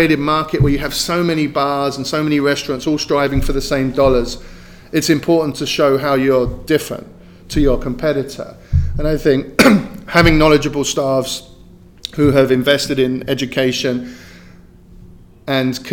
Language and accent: English; London, United Kingdom; moved away as an adult; also born or lived in Hong Kong / Abu Dhabi / Spain; now in United States; I'm from London. I mean, they kicked me out in 2002, but I still go back regularly